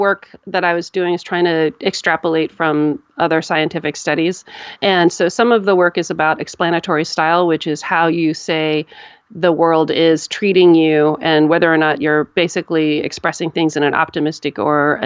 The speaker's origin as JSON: {"language": "English", "country": "United States", "said": "I'm an American and here we have a culture of complaining"}